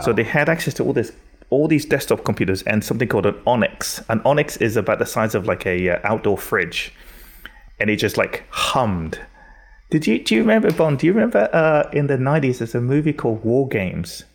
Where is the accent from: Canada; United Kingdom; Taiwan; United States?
United Kingdom; England; Growing up in England is a very particular kind of whiteness